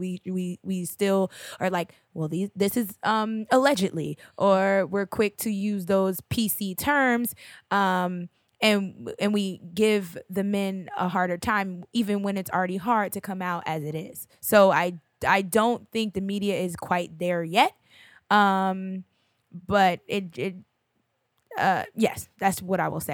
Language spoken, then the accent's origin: English; Hillside, New Jersey, United States; my hometown favorite. It's like the neighborhood, uh, Carly's Lounge in, uh, Hillside